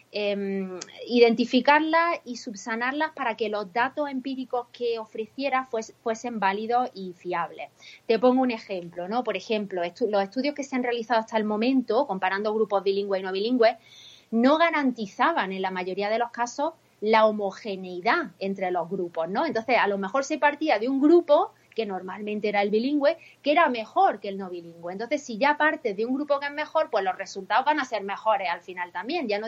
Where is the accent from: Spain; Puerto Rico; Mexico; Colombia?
Spain; soy Spanish by nationality, but American at heart, ¿no? Soy casi más americana que española.